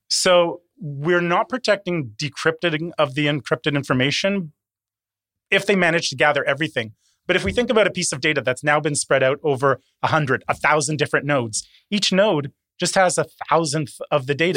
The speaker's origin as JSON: {"language": "English", "town": "Toronto", "region": "Ontario", "country": "Canada", "tie": "born or raised there", "also_born_or_lived": "Curaçao", "said": "was born on a small island in the Caribbean, uh, Curacao, uh, but actually grew up here in Toronto"}